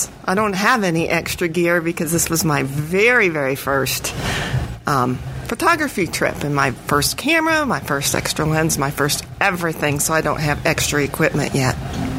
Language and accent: English; Silver Hill, Alabama, United States; I'm from Silver Hill, Alabama, which is near Mobile.